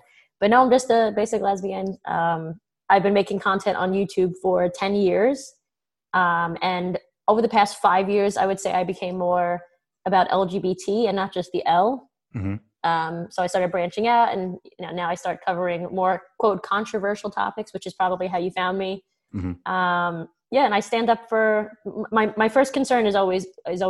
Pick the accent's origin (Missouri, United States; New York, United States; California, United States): New York, United States; New York City; I usually say I'm Italian. I'm from Brooklyn